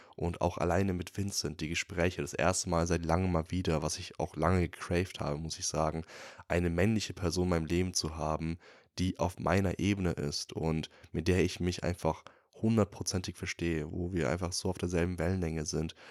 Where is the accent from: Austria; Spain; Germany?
Germany; Würzburg, Bavaria; moved away; wieder in Würzburg, also in meiner Heimat.